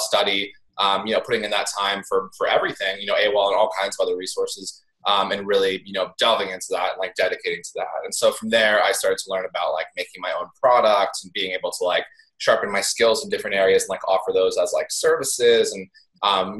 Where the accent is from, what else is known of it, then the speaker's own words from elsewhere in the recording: East Coast, United States; I grew up on the East Coast in like a really small farm town